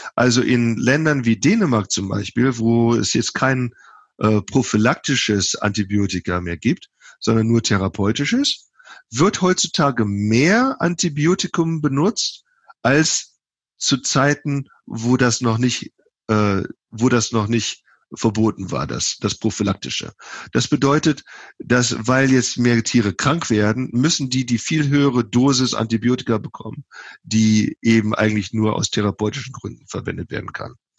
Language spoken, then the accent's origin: German; Germany; now in United States; Ich bin ja Deutscher